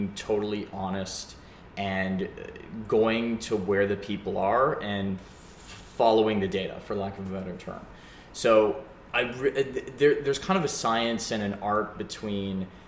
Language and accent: English; Calgary, Alberta, Canada; moved away as an adult; now in Vancouver, Canada; I grew up in Calgary and I moved out. I actually moved here to Vancouver.